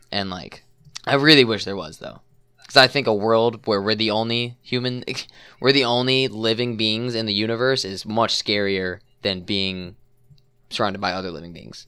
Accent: Chicago suburbs, Illinois, United States; the suburbs

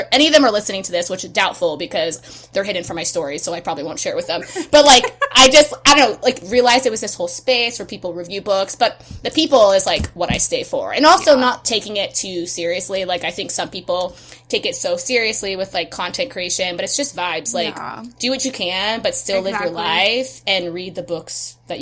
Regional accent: West Coast, United States; I'm from the West Coast

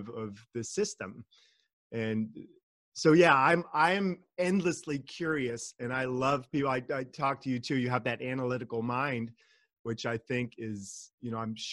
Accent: California, United States; also born or lived in Germany / Austria; I was born and raised in California, and the majority of my life has been here

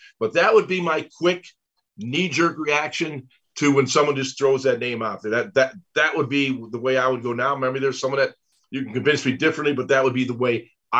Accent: Buffalo, New York, United States; I grew up in Buffalo.

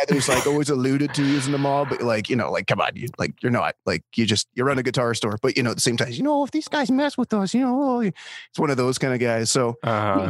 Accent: Canada; I'm Canadian.

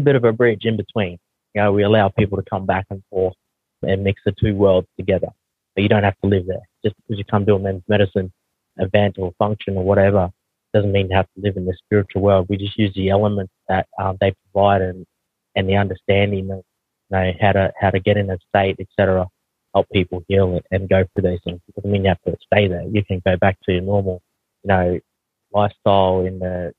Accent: Australia; accent: heavy Aussie; also born or lived in New Zealand; I don't realize how heavy my Aussie accent is

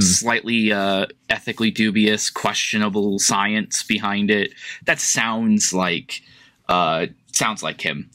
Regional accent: United States; I'm American.

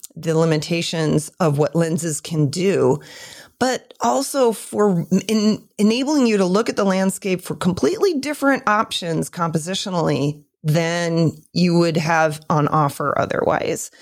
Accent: Michigan, United States; moved away; also born or lived in California; lived in Michigan for a long time.

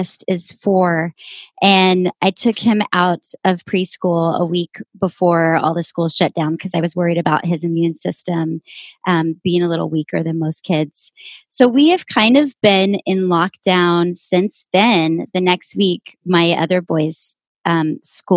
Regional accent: Amarillo, Texas, United States; moved away as an adult; also born or lived in Austin; now in San Francisco, United States; I was born and raised in Amarillo and left in 1997 for college

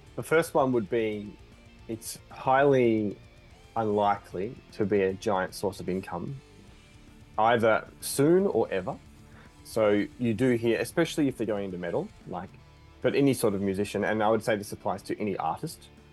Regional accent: Australia; we're from Australia

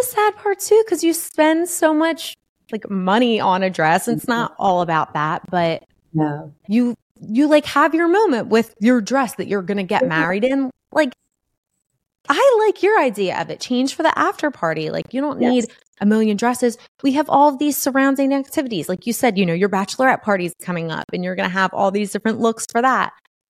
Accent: Northeast, United States; we're especially being from the Northeast, like you are very chill.

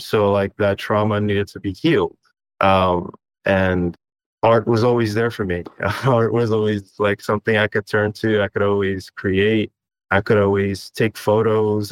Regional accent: Istanbul, Turkey; moved away; I was born in Istanbul, Turkey

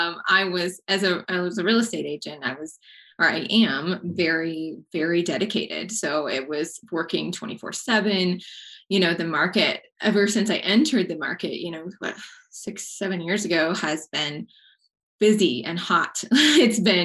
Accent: Texas, United States; also born or lived in Colorado; I grew up in Texas and decided to move out to Colorado, gosh, in like 2009

